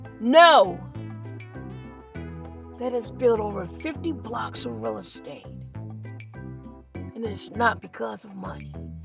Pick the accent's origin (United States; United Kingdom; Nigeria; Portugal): Nigeria; We're both Nigerian.